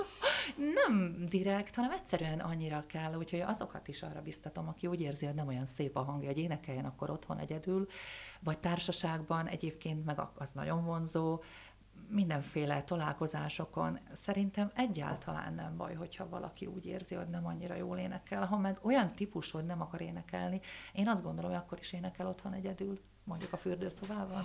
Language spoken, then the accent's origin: Hungarian; Dunajská Streda, Trnava Region, Slovakia; also born or lived in Prešov, Slovakia; valóban a Szerdahely az én szülővárosom, de eperjesen éltem le a, a fiatal éveimet